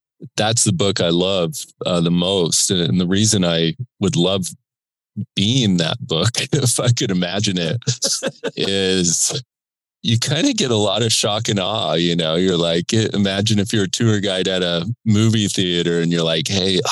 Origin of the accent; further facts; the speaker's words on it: Indiana, United States; also born or lived in Australia; when you grew up in Indiana with a dad who was a starter on that team, played for Bobby Knight, like I grew up going to games